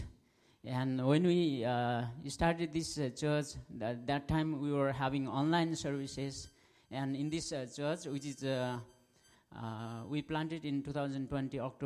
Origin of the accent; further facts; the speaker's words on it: Nepal; from Nepal